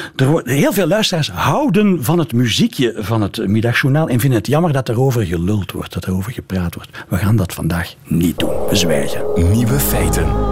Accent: Flanders, Belgium; Ik als Vlaming

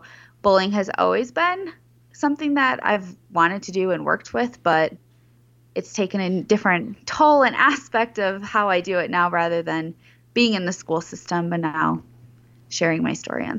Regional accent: Chicago, Illinois, United States; Yeah, I grew up in the Chicagoland area

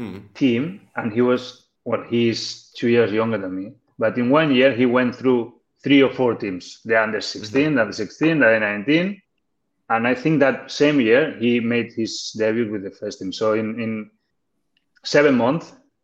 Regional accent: Barcelona, Catalonia, Spain; English is a second language; I was lucky that I'm from Barcelona, so I could go there to that academy of Barcelona.

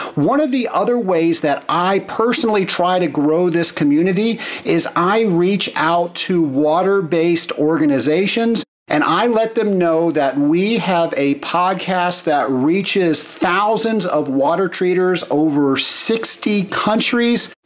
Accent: Atlanta, Georgia, United States; my hometown of Atlanta.

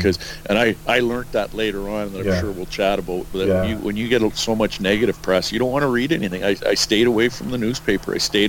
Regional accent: Edmonton, Alberta, Canada; growing up in Edmonton, and watching him. And I actually sat with my family had season tickets right beside his wife in Northlands Coliseum.

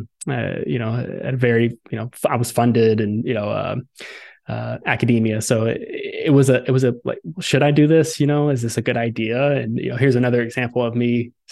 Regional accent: Southern Alabama, United States; I grew up in Southern Alabama

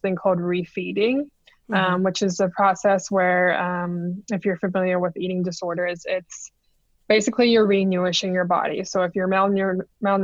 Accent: Kingston, Ontario, Canada; I'm from Kingston

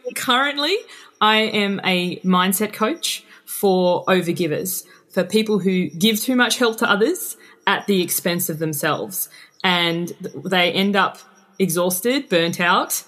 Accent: Tasmania, Australia; moved away as an adult; also born or lived in Queensland; now in Sydney, Australia; I'm from Tasmania

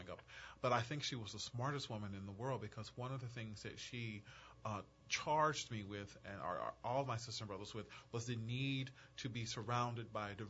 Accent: Mount Olive, North Louisiana, United States; So I am from a little village called Mont Olive. Mont Olive is in North Louisiana. It's actually located in a town called Ruston, but it's so close to a town called Grambling

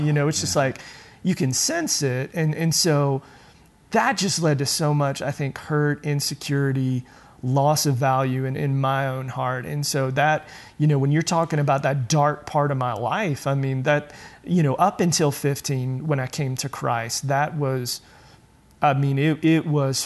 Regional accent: Julian, North Carolina, United States; I grew up rural North Carolina

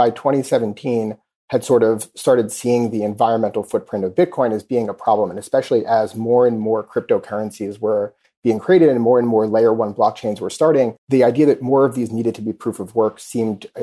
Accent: New York City, New York, United States; I grew up in Queens and I'm a product of the New York City public school system

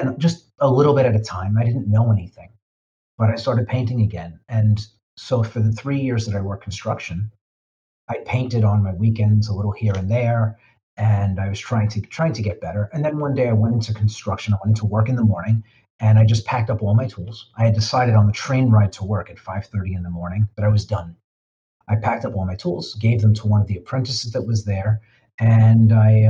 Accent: New York City, New York, United States; I grew up in the Bronx

